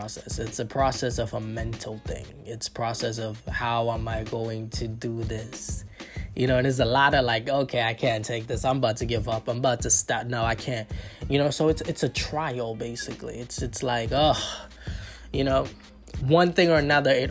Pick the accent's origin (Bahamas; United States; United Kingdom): Bahamas; Nassau; moved away; I'm from the Bahamas. And, like, because I lived in the capital, which is Nassau